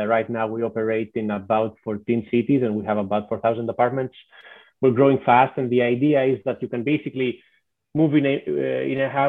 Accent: Greece; moved away as an adult; also born or lived in Athens; now in Seattle, United States; I'm originally from Greece, so definitely Greece is home

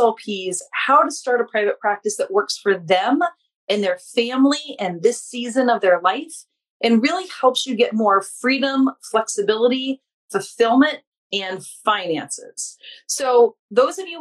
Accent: Louisiana, United States; now in Massachusetts, United States; we're both from Louisiana. She still lives there. I live in Massachusetts now, but I'm like Louisiana through and through

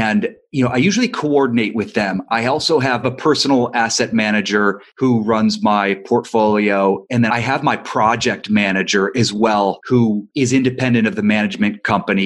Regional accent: Ohio, United States; now in Los Angeles, United States; I'm not from Los Angeles, I'm from Ohio

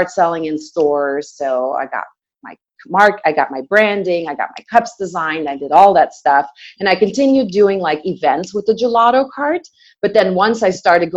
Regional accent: Belgium; moved away; I'm originally from Belgium, and I came to the country in 97

